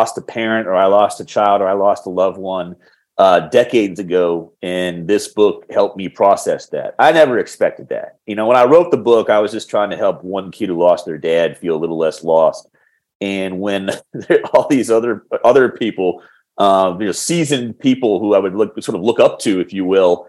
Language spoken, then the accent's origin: English; Washington, District of Columbia, United States; I'm in Washington, D.C. at the moment, our nation's capital, my hometown